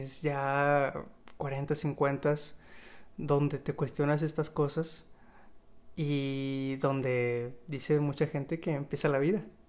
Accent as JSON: {"language": "Spanish", "country": "Mexico", "said": "hablando como mexicano"}